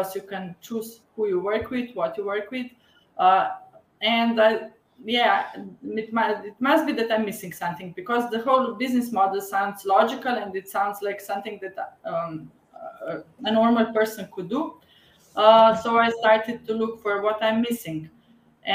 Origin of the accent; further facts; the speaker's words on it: Slovenia; I'm from Slovenia. It's a small country in Europe. And I live 20 kilometers from the capital